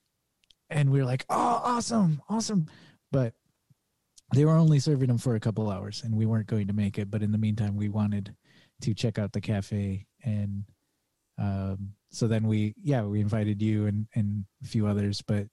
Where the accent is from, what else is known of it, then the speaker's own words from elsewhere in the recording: Michigan, United States; now in Portland, United States; I'm from Michigan.